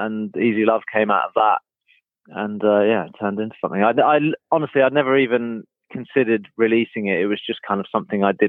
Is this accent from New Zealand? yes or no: no; Norfolk, East of England, United Kingdom; I grew up in Norfolk